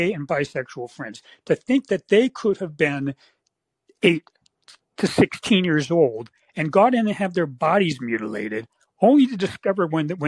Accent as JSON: {"language": "English", "area": "San Francisco Bay Area", "region": "California", "country": "United States", "tie": "born or raised there", "said": "I grew up in the San Francisco Bay Area"}